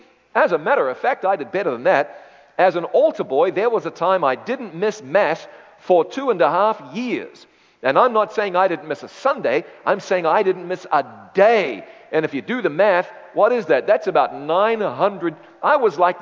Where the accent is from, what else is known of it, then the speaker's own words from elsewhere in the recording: New Zealand; moved away as an adult; also born or lived in London, United Kingdom; my hometown in the north, central north part of the North Island of New Zealand